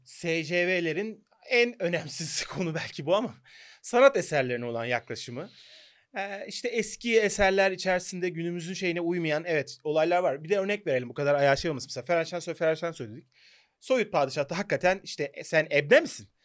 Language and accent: Turkish; Turkey